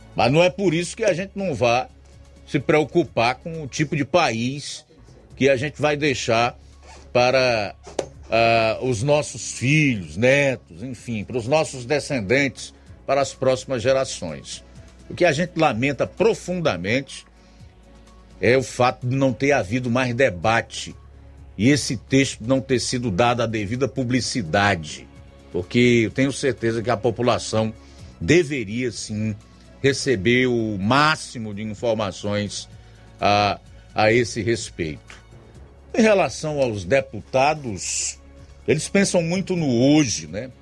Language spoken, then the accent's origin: Portuguese; Brazil; como brasileiro que tá aqui na pedra